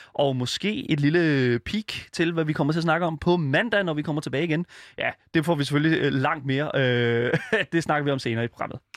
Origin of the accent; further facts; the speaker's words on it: Horsens, Central Denmark Region, Denmark; jeg kommer fra Horsens, som jo er Danmarks svar på Detroit